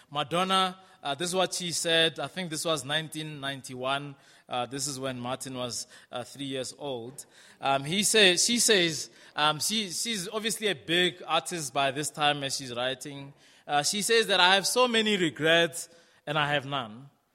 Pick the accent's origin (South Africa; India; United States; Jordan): South Africa; moved away; also born or lived in Brixton, London; as a South African, um, I would go into the English speaking world